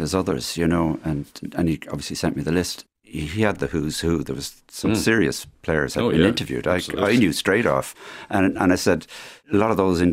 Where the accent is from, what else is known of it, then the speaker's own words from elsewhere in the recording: Dublin, Leinster, Ireland; We grew up in Churchtown on a street called Landscape Park